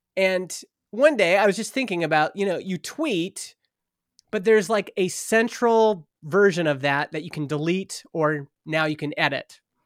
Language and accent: English; Stony Plain, Alberta, Canada; moved away as an adult; also born or lived in Edmonton; now in Vernon, Canada; I grew up in Stony Plain, Alberta, which is, it used to be a little farming town, uh, just outside of Edmonton